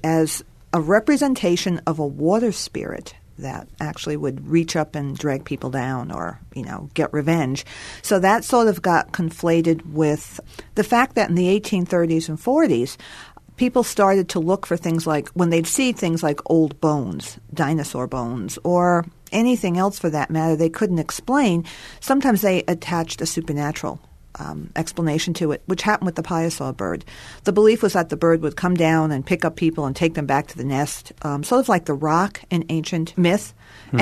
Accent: New York, United States; now in Missouri, United States; I come from New York

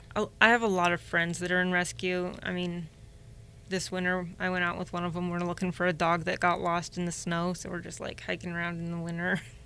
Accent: Indianapolis, Indiana, United States; now in Northwest Indiana, United States; I was born in Indy, um, moved up here eight years ago

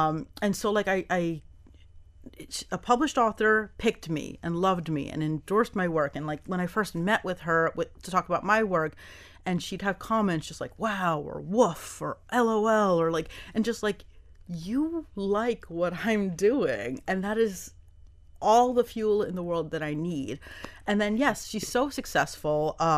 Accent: New York, United States; now in Miami, United States; I came from New York, and there was a sense where when I first came here, it was almost a little bit of a letdown.

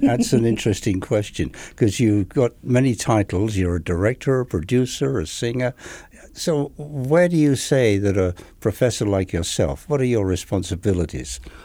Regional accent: England, United Kingdom; moved away; I'm from England

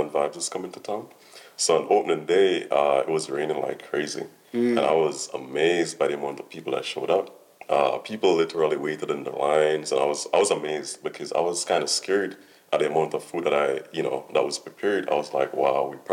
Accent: Jamaica; now in United States; growing up in Jamaica, we never had, you know, the luxury of everything

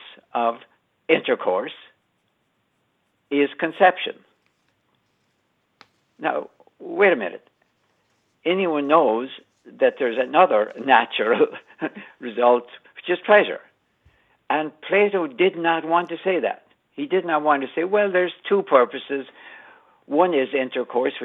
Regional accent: Ireland; moved away as an adult; now in United States; I grew up with a border in my life when I was growing up in Ireland

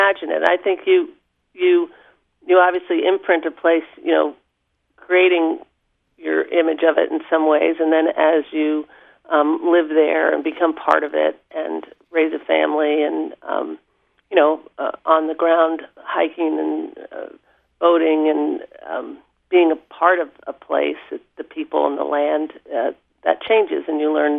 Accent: Long Island, New York, United States; moved away as an adult; also born or lived in Vermont; now in Haines, United States; on Long Island, outside of New York City, and I attended Quaker schools where my mother was a teacher

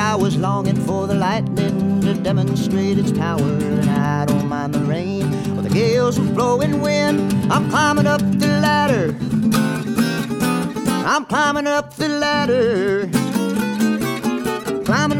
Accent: Maui, Hawaii, United States; also born or lived in Austin, Texas; I was born in Austin, Texas, but I had my first birthday in Hawaii, in Maui. And I did my early schooling in both places. And then when I got to junior high, I was in Maui most of the time.

